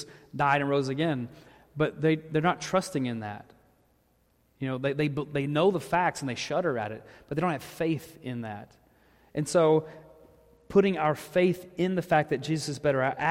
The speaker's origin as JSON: {"language": "English", "region": "the South", "country": "United States", "said": "I'm from the South"}